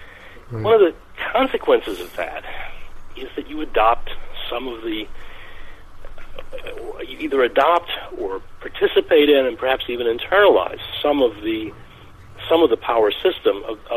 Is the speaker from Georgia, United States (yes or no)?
yes; Georgia, United States; I was born in Georgia and was living in Georgia when J.B. Stoner was a candidate for governor.